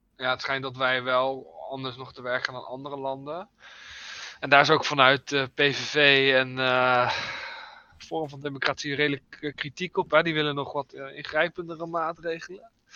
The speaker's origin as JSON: {"language": "Dutch", "country": "Netherlands", "said": "ik als Nederlander"}